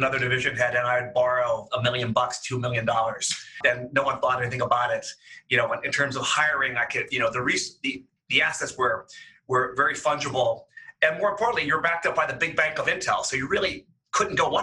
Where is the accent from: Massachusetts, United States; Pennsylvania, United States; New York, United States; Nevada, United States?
Pennsylvania, United States; Pittsburgh; moved away as an adult; also born or lived in Seattle, Washington; now in Cleveland, United States; I'm a native Midwestern boy. I grew up in the Pittsburgh area.